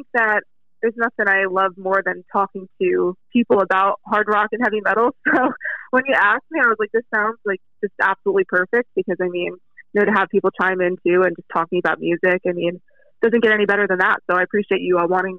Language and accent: English; Hudson Valley, New York, United States; born or raised there; now in Philadelphia, United States